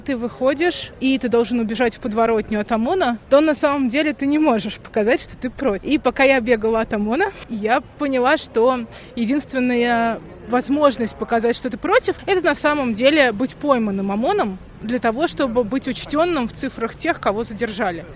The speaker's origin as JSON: {"language": "Russian", "country": "Russia", "said": "я из России"}